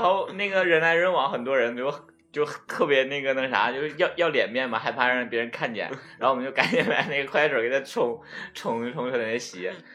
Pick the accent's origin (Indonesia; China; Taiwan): China; Northeast China; accent: Northeastern Mandarin; 我们东北话就是很埋汰嘛